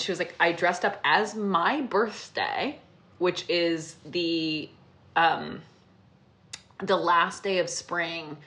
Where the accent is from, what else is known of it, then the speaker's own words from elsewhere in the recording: New York, United States; New York, my hometown